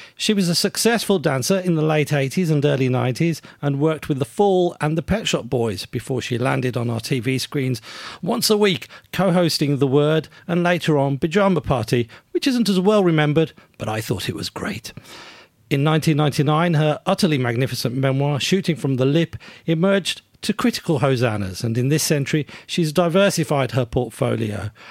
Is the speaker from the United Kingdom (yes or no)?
yes; United Kingdom; I'm, I'm British, or at least have grown up in Britain